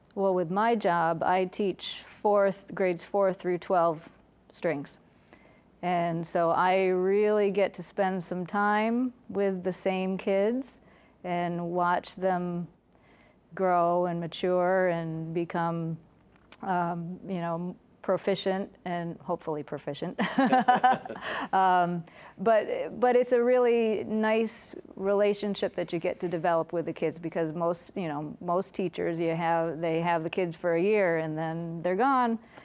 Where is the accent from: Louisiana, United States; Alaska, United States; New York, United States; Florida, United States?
New York, United States; Liverpool; I grew up in Liverpool, New York.